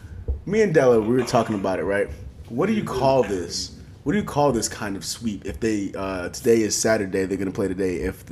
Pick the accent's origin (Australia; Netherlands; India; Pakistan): India; I can't do a Canadian accent because I'm not from Canada, but I'm Indian.